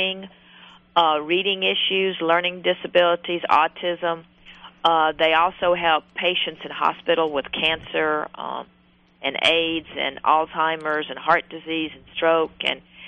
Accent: the South, United States; I'm obviously from the South.

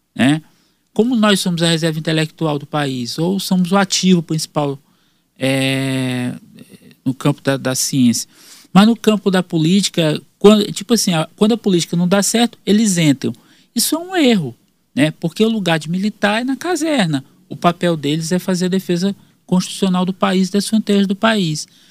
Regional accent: Maranhão, Brazil; moved away as an adult; also born or lived in Piauí; now in Teresina, Brazil; eu sou maranhense piauiense, né? Porque minha família é daqui, eu nasci no Maranhão, me formei na Universidade Federal do Maranhão

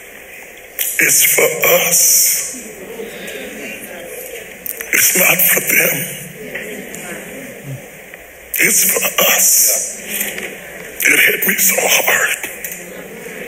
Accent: West Virginia, United States; I'm a country boy. I'm from West Virginia.

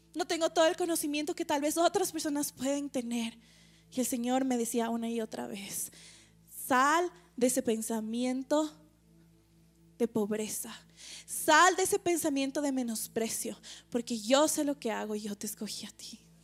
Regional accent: Ecuador; como ecuatorianos, tal vez como latinos

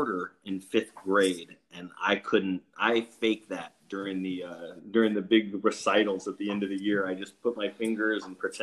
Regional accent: Alaska, United States; when I was growing up in Alaska

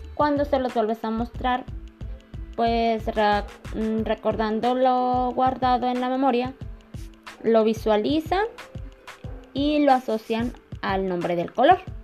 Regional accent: Concepción del Oro, Zacatecas, Mexico; Soy de Concepción de los Zacatecas

